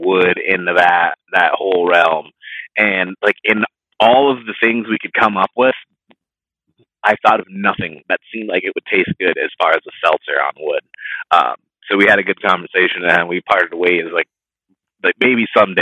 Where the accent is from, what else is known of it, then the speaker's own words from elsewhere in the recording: Florida, United States; moved away; I grew up in Florida, so I'm very familiar with Cigar City. I grew up about an hour away from that brewery, from the original one